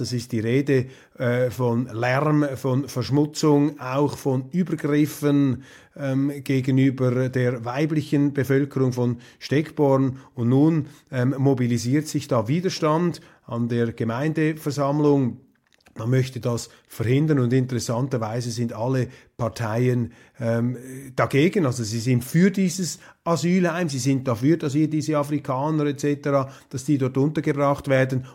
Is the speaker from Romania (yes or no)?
no; Switzerland; wir Schweizer